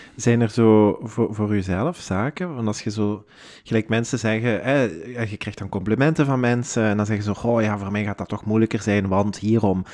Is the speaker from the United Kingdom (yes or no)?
no; Houthalen-Helchteren, Flanders, Belgium; wij zijn allebei van Hoytalen